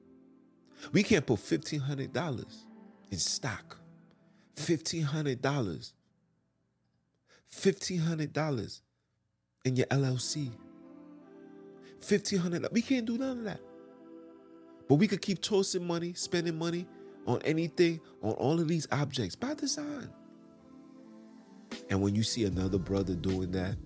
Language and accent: English; New York City, New York, United States; I'm from Brooklyn